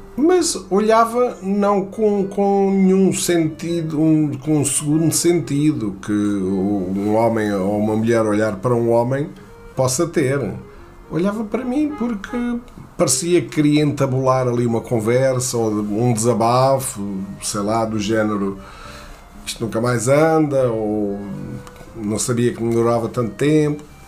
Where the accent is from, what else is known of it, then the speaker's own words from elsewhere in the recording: Portugal; não sou americano, sou português